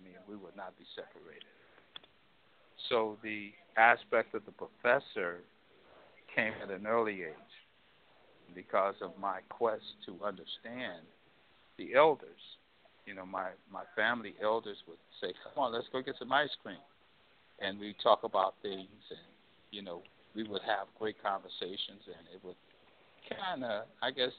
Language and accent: English; St. Louis, Missouri, United States; I grew up in St. Louis, Missouri.